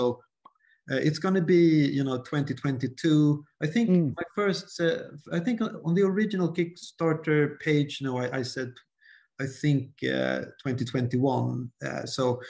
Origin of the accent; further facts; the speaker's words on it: Sweden; English is a second language; I start second guessing my English, you know, since I'm from Sweden